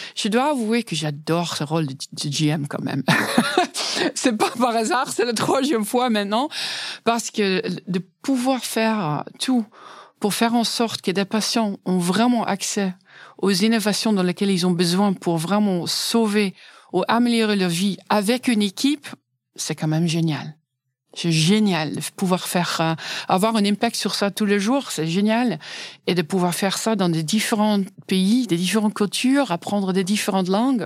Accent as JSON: {"language": "French", "country": "Netherlands", "second_language": "French", "moved": "as an adult", "lives_now": "France", "said": "je suis néerlandaise"}